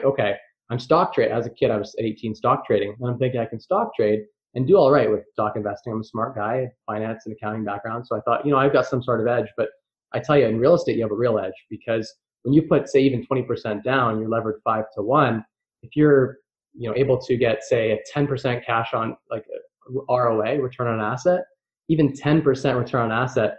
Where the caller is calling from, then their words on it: London, Ontario, Canada; London, Ontario, Canada.